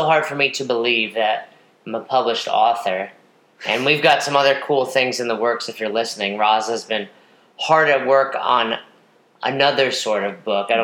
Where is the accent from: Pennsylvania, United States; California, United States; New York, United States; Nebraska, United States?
New York, United States; growing up in the States, and specifically in New York, I was so accustomed to a city